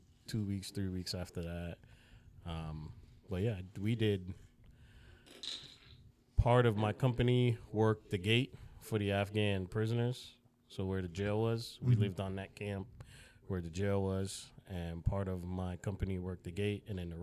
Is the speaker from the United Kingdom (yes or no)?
no; Jamaica; born there; Well, I was born in Jamaica. … it's Spanish, but I have zero Spanish in me.